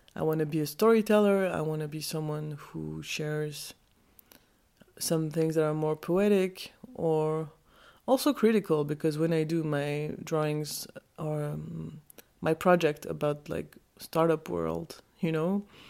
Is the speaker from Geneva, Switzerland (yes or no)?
yes; Geneva, Switzerland; I was born in Switzerland, in Geneva.